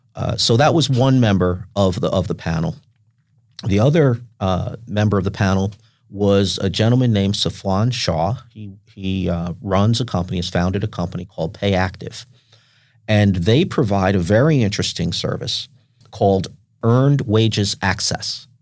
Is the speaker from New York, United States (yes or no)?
yes; Westchester County, New York, United States; now in San Diego, United States; I grew up in Westchester County, in, in New York, just north of New York City